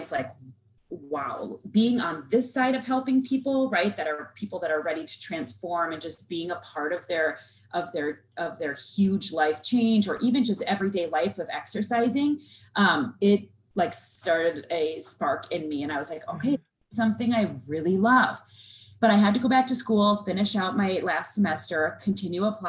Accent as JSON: {"language": "English", "region": "Southern Minnesota", "country": "United States", "tie": "born or raised there", "said": "I'm a Minnesota girl. I was raised in Southern Minnesota."}